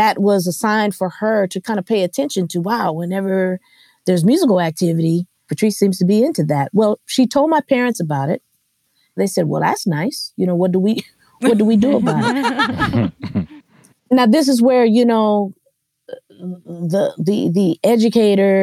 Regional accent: Los Angeles, California, United States; I am from Los Angeles. I'm an LA native

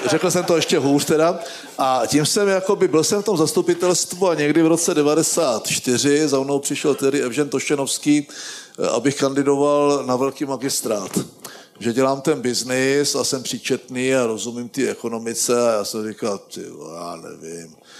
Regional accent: Moravian Wallachia, Czechia; já jsem z Valašska

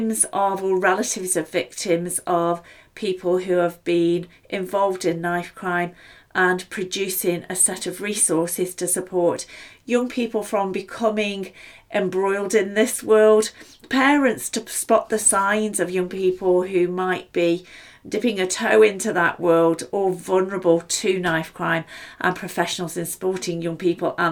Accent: Stoke-on-Trent, West Midlands, United Kingdom; Stoke-on-Trent, my hometown

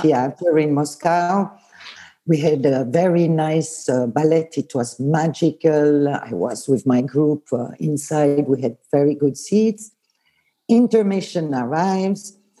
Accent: Lausanne, Vaud, Switzerland; first language Swiss German; English is a second language; also born or lived in Bern; I was born in Bern, but I grew up in Lausanne.

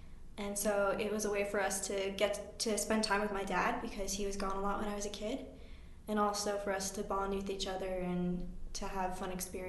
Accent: Pingree, Idaho, United States; also born or lived in Blackfoot, Idaho; And then I moved 15 minutes outside of Blackfoot to a small town called Pingree.

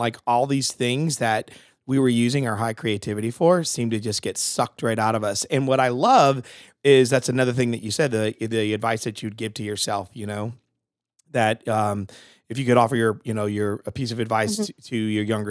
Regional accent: Connecticut, United States; moved away; I'm originally from Connecticut

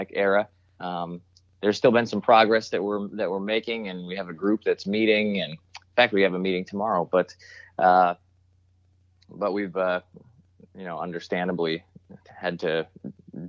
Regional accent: Helotes, Texas, United States; moved away as an adult; also born or lived in Chicago, Illinois / St. Louis, Missouri / Peoria, Illinois; I was born and raised in Helotes, Texas, and grew up here.

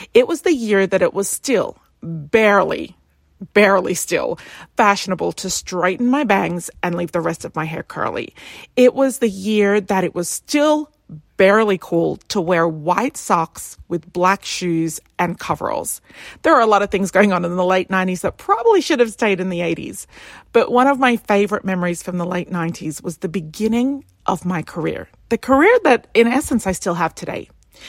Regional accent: Australia; moved away as an adult; now in London, United Kingdom; But I moved from Australia to the UK with $326 in my pocket.

